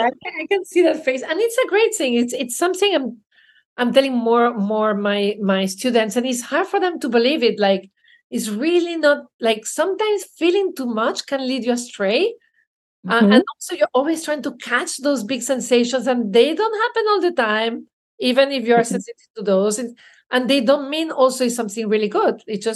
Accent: Belgium; You know, I'm from Belgium.

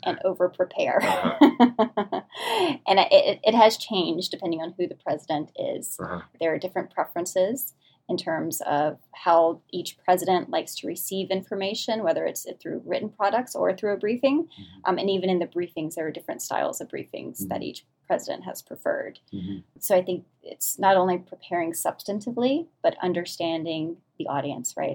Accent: New Orleans, Louisiana, United States; moved away; I grew up in New Orleans, Louisiana, the deep south

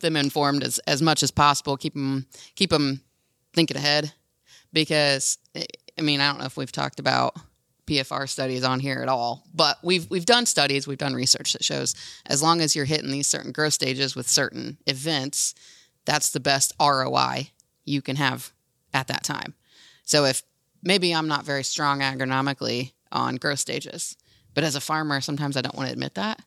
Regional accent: Hamilton County, Indiana, United States; growing up in Hamilton County and down the road from Bex

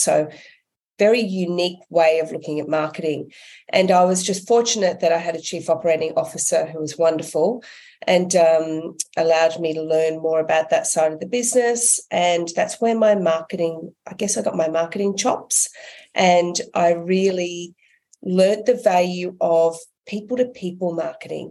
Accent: Australia; I'm an Aussie.

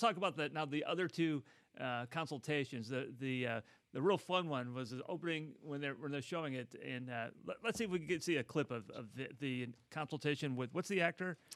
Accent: Midwest, United States; now in Los Angeles, United States; I come from the Midwest

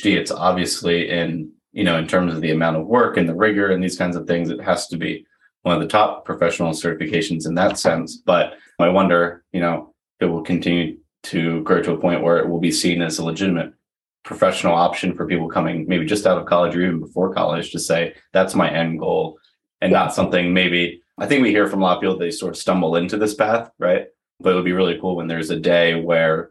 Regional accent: rural Maryland, United States; I grew up in rural Maryland

